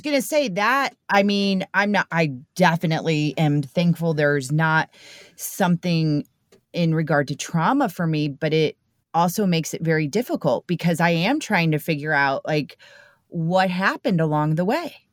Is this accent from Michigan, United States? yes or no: no; St. Louis, Missouri, United States; born and raised here in Saint Louis